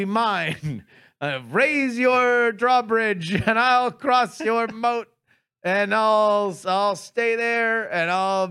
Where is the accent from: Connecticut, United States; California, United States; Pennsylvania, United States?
California, United States; I'm from California.